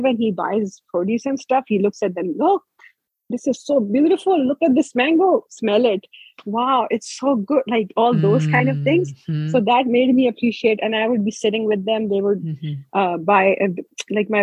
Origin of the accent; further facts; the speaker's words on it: Islamabad, Islamabad Capital Territory, Pakistan; moved away; also born or lived in Kohat; growing up in Islamabad, when they came to Islamabad when we were younger